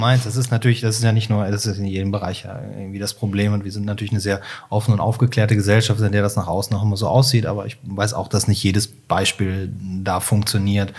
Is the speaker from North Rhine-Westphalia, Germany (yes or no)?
yes; Cologne, North Rhine-Westphalia, Germany; formal ich bin Kölner